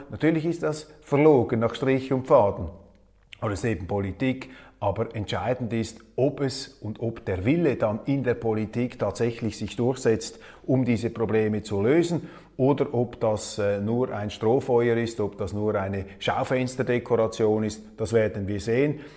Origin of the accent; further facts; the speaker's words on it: Switzerland; als Schweizer und wir Schweizer